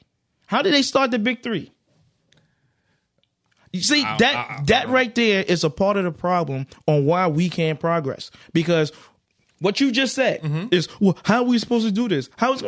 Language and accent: English; Carolina, United States; I'm from Carolina. You damn right. It would have made me go and support.